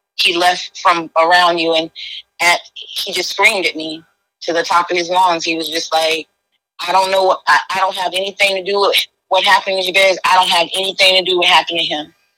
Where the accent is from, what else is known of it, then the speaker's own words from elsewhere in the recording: Sarasota, Florida, United States; now in Tampa, United States; I'm originally from Sarasota, Florida, but I live in um, I'm in Tampa, Florida now.